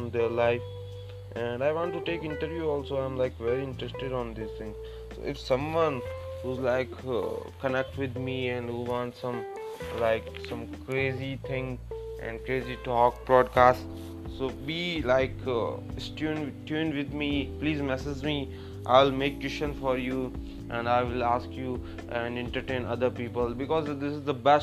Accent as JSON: {"language": "English", "region": "Rajasthan", "country": "India", "second_language": "English", "moved": "as an adult", "lives_now": "Delhi, India", "said": "originally I'm from Rajasthan, and I completed my graduation there. After that I came here for job"}